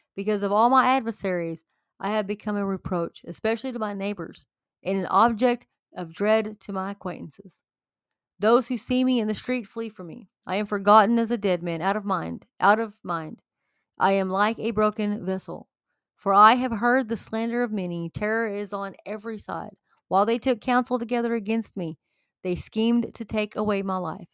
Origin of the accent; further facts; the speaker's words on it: Texas, United States; I'm a Texan.